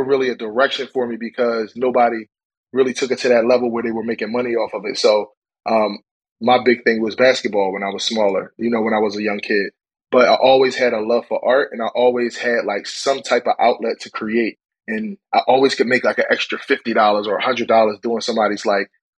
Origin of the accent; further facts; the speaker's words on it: Philadelphia, Pennsylvania, United States; moved away; I'm from West Philadelphia